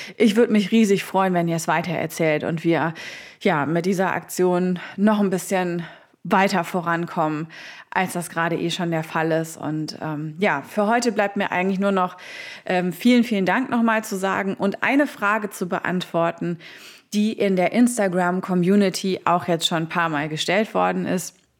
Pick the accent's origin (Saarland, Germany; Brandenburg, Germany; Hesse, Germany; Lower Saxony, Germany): Saarland, Germany; in meiner Heimat im Saarland